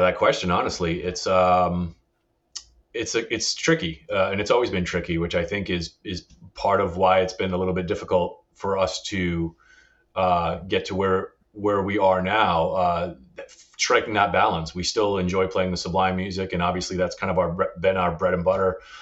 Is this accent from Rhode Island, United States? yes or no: yes; Northern Rhode Island, United States; also born or lived in South County, Rhode Island; I didn't grow up here. I grew up in Northern Rhode Island